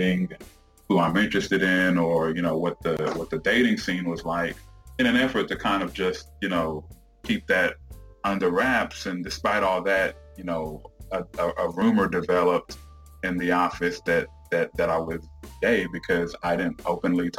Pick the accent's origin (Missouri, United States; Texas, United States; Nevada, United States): Texas, United States; Houston; also born or lived in Jamaica / Dallas; I grew up in the Houston area